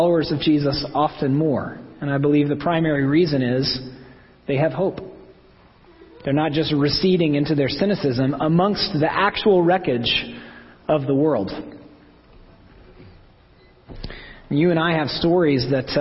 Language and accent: English; Oklahoma, United States; I'm from Oklahoma